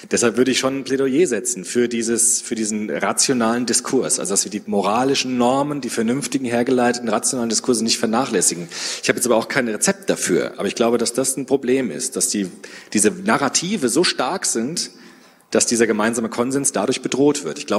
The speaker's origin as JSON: {"language": "German", "town": "Frankfurt", "region": "Hesse", "country": "Germany", "tie": "born or raised there", "said": "aber wir hatten ja in Frankfurt die Oberbürgermeisterwahl jetzt gehabt, ne, in meinem Heimatdorf."}